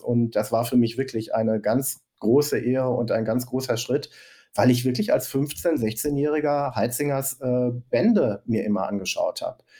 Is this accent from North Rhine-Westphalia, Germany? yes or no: yes; Recklinghausen, North Rhine-Westphalia, Germany; Ich komme aus Recklinghausen